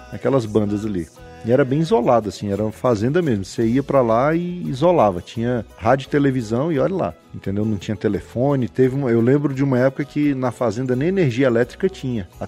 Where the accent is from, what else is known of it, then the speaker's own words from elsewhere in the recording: Ceilândia, Federal District, Brazil; also born or lived in Taguatinga; Nasci em 79, hoje eu tenho 4.0. Eita, menino. A idade chega. Chegando. E assim, fui criado aqui em Taguatinga, nessa região, e depois até os três anos de idade e depois mudei para Ceilândia e passei a minha infância e adolescência toda na Ceilândia